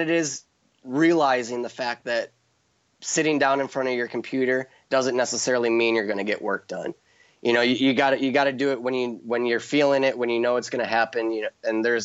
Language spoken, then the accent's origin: English; Chicago, Illinois, United States; now in Hawaii, United States; I'm from Chicago